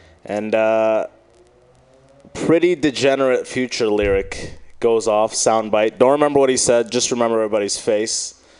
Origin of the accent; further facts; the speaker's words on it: Michigan, United States; now in San Francisco, United States; I came from Michigan. That's the sense you get, you know, hearing about San Francisco.